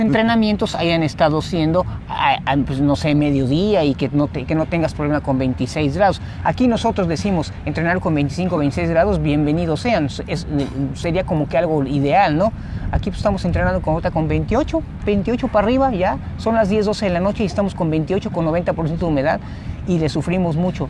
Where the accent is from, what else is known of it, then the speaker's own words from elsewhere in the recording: Mexico City, Mexico; now in Cancún, Mexico; yo soy nativo de la Ciudad de México, pero ya tengo 22 años viviendo, bueno, 20 años aquí en, Cancún